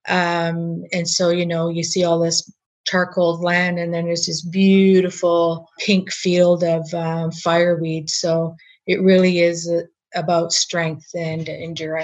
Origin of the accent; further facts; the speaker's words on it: Dawson City, Yukon, Canada; I'm a Torndiquitchin citizen, born and raised in Dawson